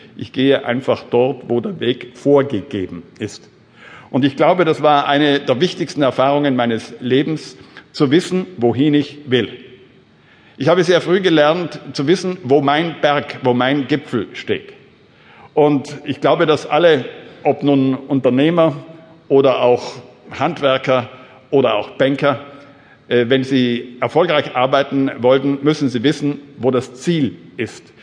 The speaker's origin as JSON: {"language": "German", "area": "South Tyrol", "region": "Trentino-Alto Adige", "country": "Italy", "tie": "born or raised there", "said": "Ich bin groß geworden in Südtirol."}